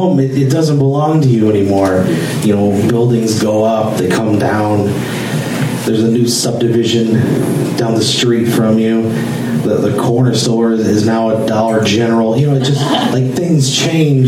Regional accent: St. Louis, Missouri, United States; moved away; I'm from St. Louis originally

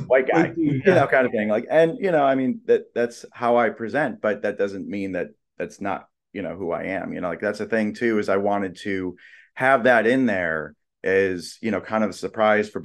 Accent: Los Angeles, California, United States; I grew up

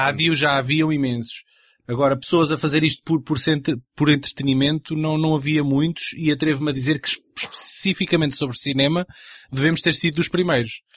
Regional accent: Anadia, Aveiro District, Portugal; Anadia, que é de onde eu sou, que isto é no distrito de Aveiro, agora é cidade, na altura era uma pequena vila, já tinha um cineteatro

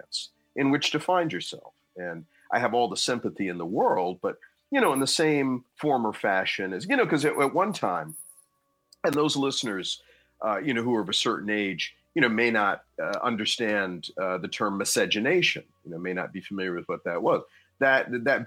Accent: New Jersey, United States; my home state of New Jersey

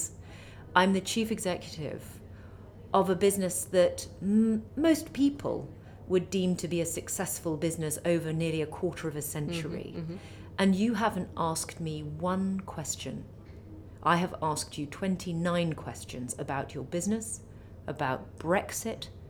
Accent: Milan, Lombardy, Italy; also born or lived in Lake Como; now in London, United Kingdom; I was raised in Milan and on Lake Como

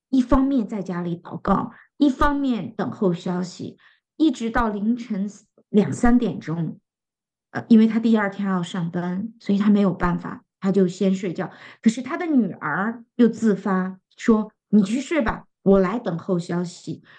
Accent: northern China, China; 非常适合我们北方人的胃口

